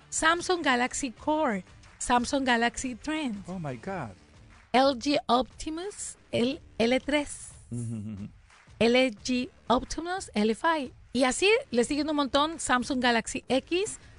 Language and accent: Spanish; Mexico; La onda es de que los afectados somos los mexicanos.